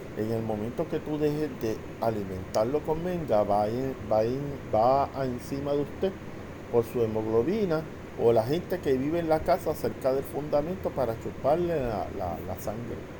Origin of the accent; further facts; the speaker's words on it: Puerto Rico; soy natural de Puerto Rico